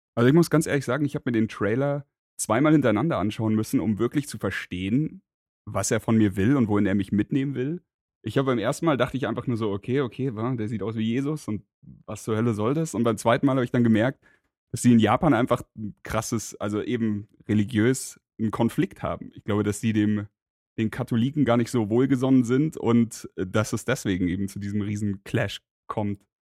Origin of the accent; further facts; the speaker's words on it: Munich, Bavaria, Germany; 32 Jahre, born and raised in München